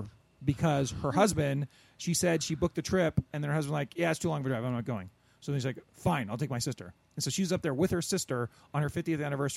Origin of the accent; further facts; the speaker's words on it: near Corona, California, United States; Out in Corona, big ups to my, you know, out near my hometown